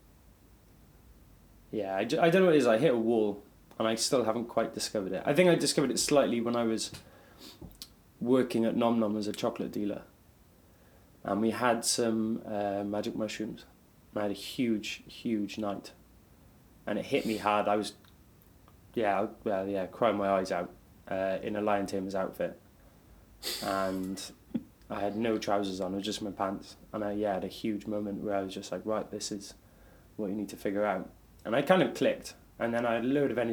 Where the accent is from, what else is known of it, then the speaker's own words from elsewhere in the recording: Cardiff, Wales, United Kingdom; also born or lived in Melbourne, Australia; I'm from Cardiff in Wales.